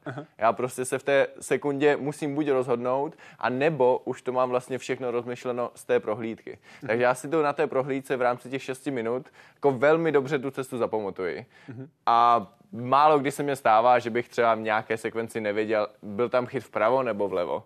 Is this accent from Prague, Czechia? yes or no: no; Moravian Karst, South Moravian Region, Czechia; u nás v Moravském krasu